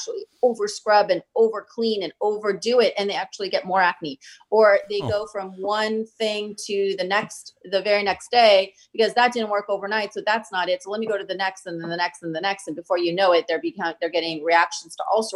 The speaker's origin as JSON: {"language": "English", "country": "India", "said": "I come from India"}